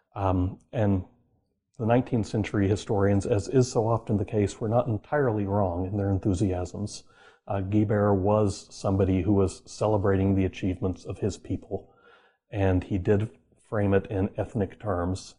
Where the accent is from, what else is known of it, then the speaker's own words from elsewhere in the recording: Oklahoma, United States; I grew up in Oklahoma